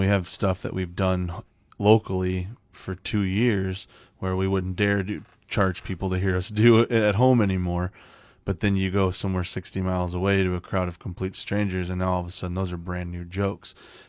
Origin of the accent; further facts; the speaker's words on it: Mason City, Iowa, United States; And I grew up in Mason City. I've lived here my whole life, and I grew up on the north end of Mason City.